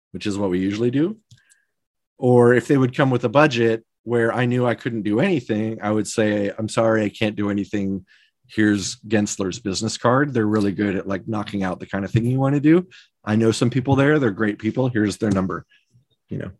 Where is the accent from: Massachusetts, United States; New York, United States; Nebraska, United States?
Nebraska, United States; Omaha; moved away; I grew up in Omaha, Nebraska